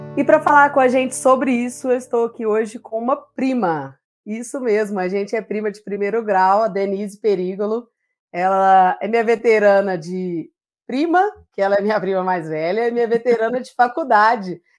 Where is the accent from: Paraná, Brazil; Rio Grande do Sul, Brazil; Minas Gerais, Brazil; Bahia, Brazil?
Minas Gerais, Brazil; Simonésia; a gente é natural de Simonésia, é uma pequena cidade na região das Matas de Minas, né? Ao leste do estado de Minas Gerais